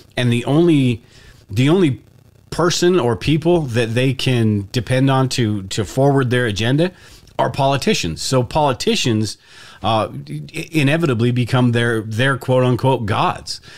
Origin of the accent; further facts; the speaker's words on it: United States; the privileges and the stuff that I've had from being an American